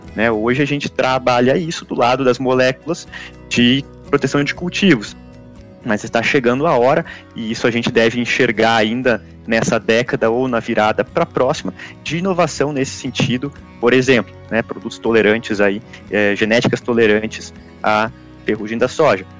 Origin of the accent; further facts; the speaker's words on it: Santa Cruz do Sul, Rio Grande do Sul, Brazil; eu lembro disso, pequeno, saindo num, num, sábado de manhã de Santa Cruz do Sul e indo até lá